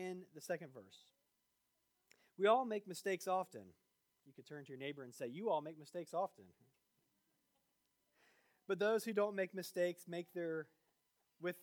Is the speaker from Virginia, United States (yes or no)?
yes; Virginia, United States; moved away; also born or lived in Georgia / Florida; I grew up in Virginia